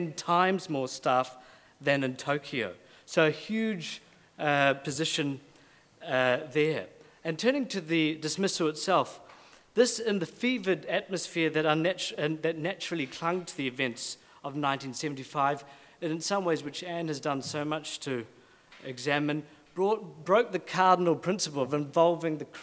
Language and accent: English; New Zealand; moved away; as a New Zealander